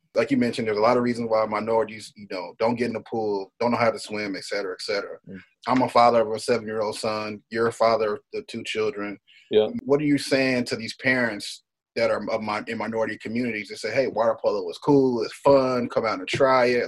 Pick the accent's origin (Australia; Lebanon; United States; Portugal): United States; Texas; moved away as an adult; i grew up in Texas.